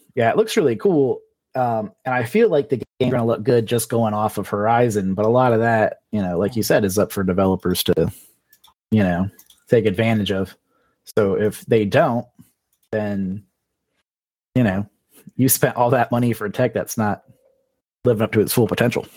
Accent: South Florida, United States; moved away as an adult; I grew up in South Florida

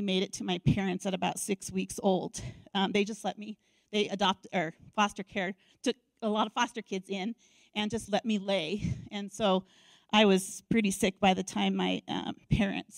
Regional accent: Denver, Colorado, United States; I grew up in Denver, and that's where my parents adopted me

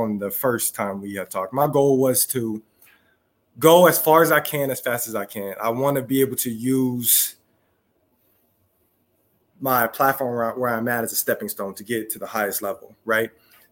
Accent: Southern California, United States; being back in my hometown, not San Diego, but being back in Southern California

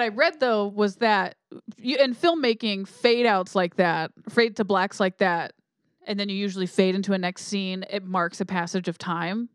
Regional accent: United States; I'm American.

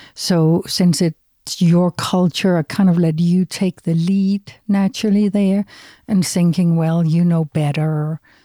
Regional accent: Denmark; moved away; I'm from Denmark, from Europe.

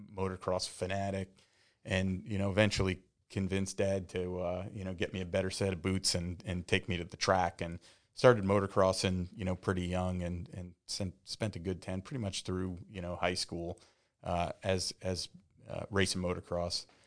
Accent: the Catskills, upstate New York, United States; moved away as an adult; now in Tampa, United States; I'm from upstate New York. I grew up in the Catskills

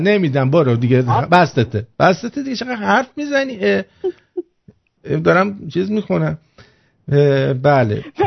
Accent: Tehran, Tehran Province, Iran; من اهل تهرانم

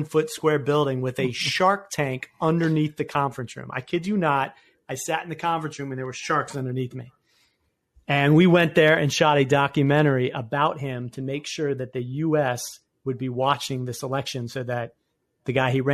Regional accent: Annapolis, Maryland, United States; I'm from Annapolis, Maryland

